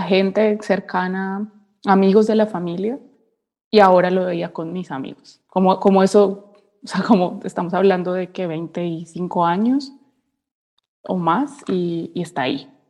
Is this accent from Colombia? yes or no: yes; Cali, Valle del Cauca, Colombia; moved away as an adult; now in Germany; soy de Cali, estoy en Alemania hace dos años